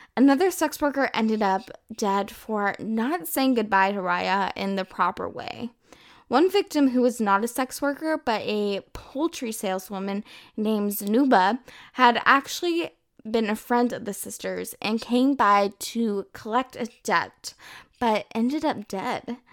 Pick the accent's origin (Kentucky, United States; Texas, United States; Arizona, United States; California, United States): Texas, United States; moved away as an adult; now in France; I'm originally from the United States, Texas to be exact, and I moved to France in December twenty eighteen.